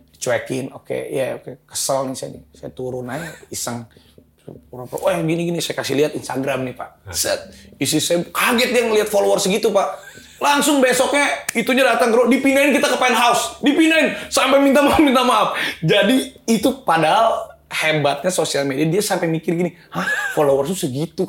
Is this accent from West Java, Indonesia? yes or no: yes; Bandung, West Java, Indonesia; saya asalnya dari Bandung.